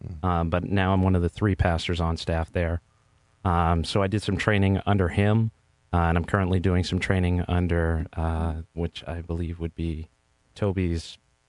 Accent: Somersworth, New Hampshire, United States; I'm from Somersworth, New Hampshire.

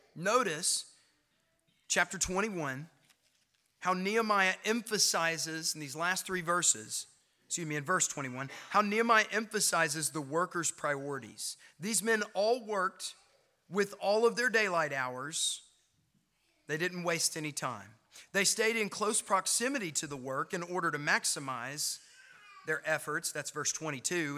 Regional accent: Knoxville, Tennessee, United States; moved away as an adult; now in Clinton, United States; I grew up in Knoxville. I lived there all my young life.

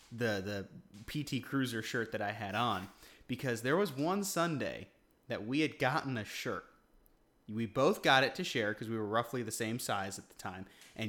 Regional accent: Guam; moved away; we grew up on Guam.

